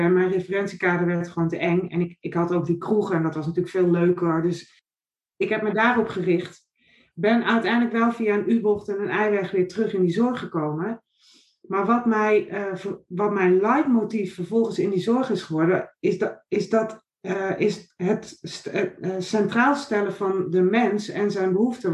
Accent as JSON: {"language": "Dutch", "area": "Noordoostpolder", "region": "Flevoland", "country": "Netherlands", "tie": "born or raised there", "also_born_or_lived": "Nijmegen", "moved": "as an adult", "said": "Ik ben opgegroeid in de Noordoostpolder op een boerderij"}